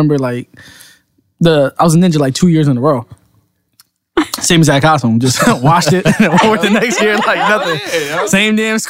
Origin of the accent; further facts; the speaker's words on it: New York City, New York, United States; moved away; growing up in New York, it was different though, like celebrating Halloween because you live in a building. So we lived on the building where we had 18 floors.